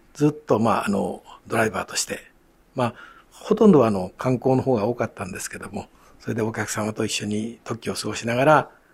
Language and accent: Japanese; Kyoto, Japan; 京都生まれ